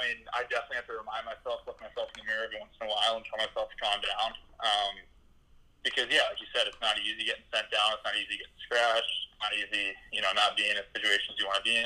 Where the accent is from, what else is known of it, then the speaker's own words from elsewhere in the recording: Atlanta, Georgia, United States; I grew up in Atlanta